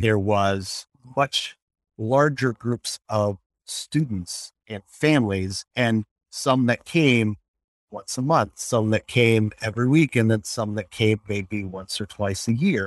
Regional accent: Colorado Springs, Colorado, United States; now in Milwaukee, United States; Growing up in Colorado Springs and Emmanuel Lutheran Church

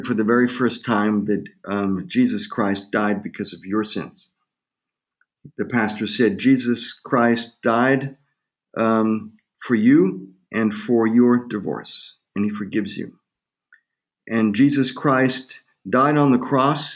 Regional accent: Germany; moved away as an adult; also born or lived in United States / Tulsa, Oklahoma / St. Louis; I was born in Germany and spent half of my life in Germany and half of my life in the U.S.

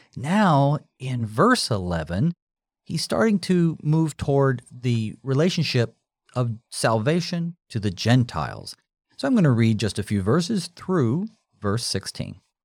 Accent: United States; we as American Christians

